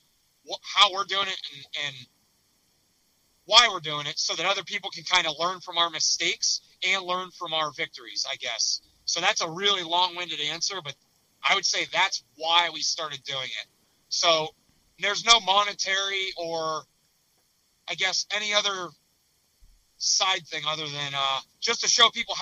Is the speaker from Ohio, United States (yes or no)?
no; North Central Pennsylvania, United States; also born or lived in Pittsburgh; we grew up in North Central Pennsylvania, about 3 hours from Pittsburgh